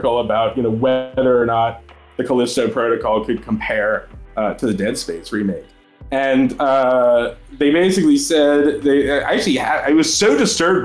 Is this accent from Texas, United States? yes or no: no; Maryland, United States; I was growing up in Maryland at the time